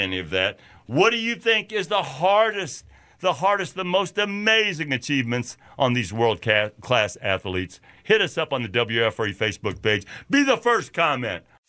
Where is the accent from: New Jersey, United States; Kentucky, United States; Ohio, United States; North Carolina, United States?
Kentucky, United States; Louisville; moved away; also born or lived in New York City; growing up in Louisville, working, putting up hay in the summertime